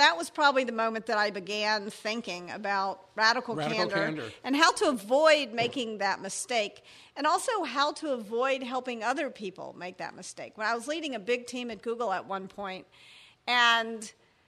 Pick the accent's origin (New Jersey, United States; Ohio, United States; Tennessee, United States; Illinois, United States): Tennessee, United States; Memphis; I was raised in Memphis, Tennessee